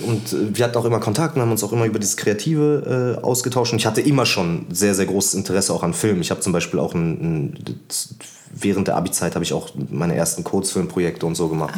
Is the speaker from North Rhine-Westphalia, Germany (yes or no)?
no; Berlin, Germany; Ich würde nicht sagen, dass Deutschland meine Heimat ist, aber ich würde sagen, Berlin ist irgendwie meine Heimat